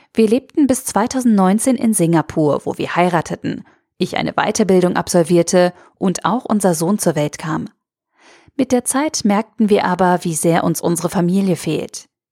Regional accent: Austria; moved away as an adult; now in Switzerland; Ich bin gebürtige Österreicherin

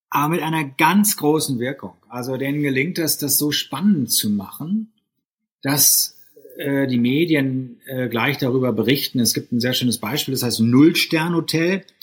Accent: Bielefeld, North Rhine-Westphalia, Germany; also born or lived in St. Gallen, Switzerland; Ich bin in Bielefeld geboren, habe in Bielefeld die Schulen besucht, Abitur gemacht und bin dann zum betriebswirtschaftlichen Studium nach St. Gallen in die Schweiz gegangen.

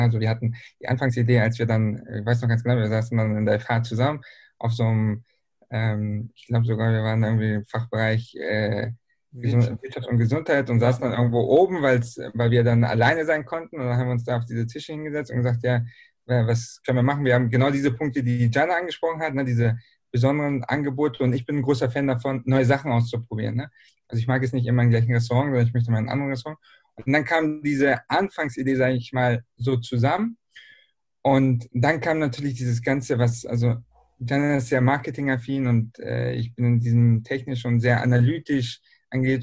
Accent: Berlin, Germany; now in Bielefeld, Germany; ich bin nämlich ursprünglich aus Berlin

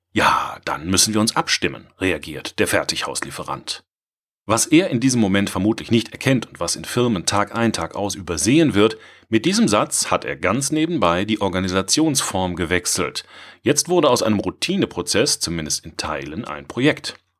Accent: Swabia, Germany; ich als Schwabe

